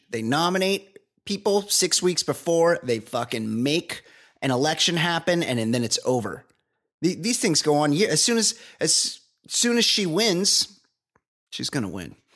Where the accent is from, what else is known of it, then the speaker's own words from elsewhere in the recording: New Jersey, United States; born there; I was born in Jersey, so I appreciate Ed's take and accent.